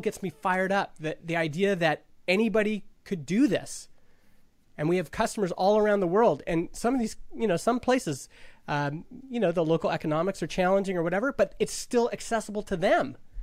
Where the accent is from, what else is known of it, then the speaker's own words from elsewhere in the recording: Stony Plain, Alberta, Canada; a kid growing up in Stony Plain, Alberta, this little farming town of five thousand people